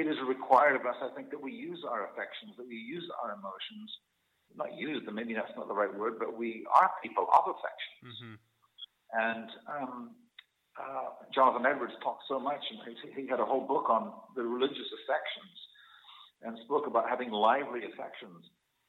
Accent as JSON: {"language": "English", "region": "Scotland", "country": "United Kingdom", "said": "We've almost been, depending on which culture you come from, I come from Scottish culture."}